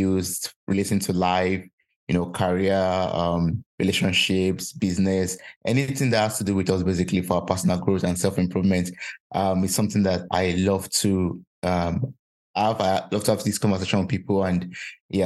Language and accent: English; Nigeria; now in Germany; I'm originally from Nigeria, and we have a lot of Nigerians here in Germany